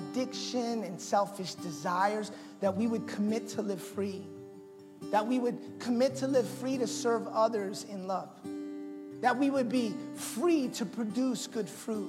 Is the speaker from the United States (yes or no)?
yes; Massachusetts, United States; I'm Puerto Rican by birthright, which, by the way, makes me American, because Puerto Rico's a part of America. And but I was born in Massachusetts.